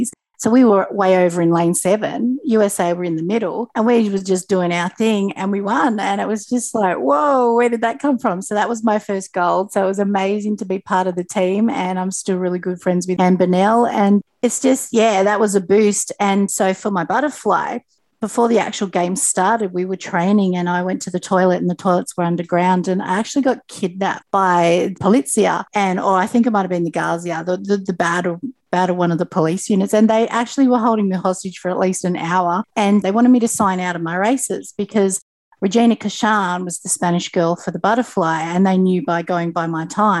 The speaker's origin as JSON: {"language": "English", "town": "Sydney", "region": "New South Wales", "country": "Australia", "tie": "born or raised there", "lives_now": "Tweed Heads, Australia", "said": "growing up in the Sutherland Shire"}